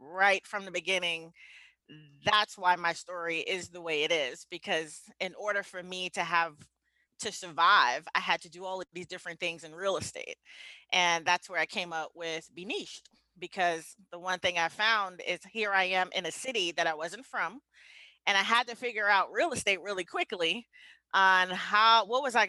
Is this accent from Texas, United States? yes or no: no; New York City, New York, United States; moved away as an adult; also born or lived in Atlanta / Kansas City; I'm a kid from the Bronx. I grew up in the Bronx, New York. So I left the Bronx when I was around 24